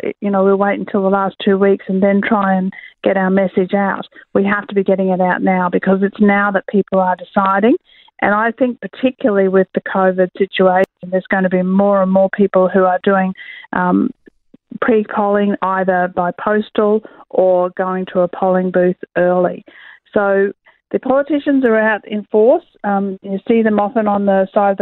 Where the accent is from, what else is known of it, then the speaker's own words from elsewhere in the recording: Queensland, Australia; I am a Queenslander myself